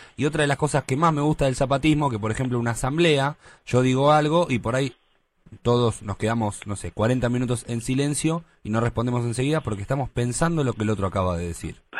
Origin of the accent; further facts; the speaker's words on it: Buenos Aires, Argentina; yo soy de Mataderos.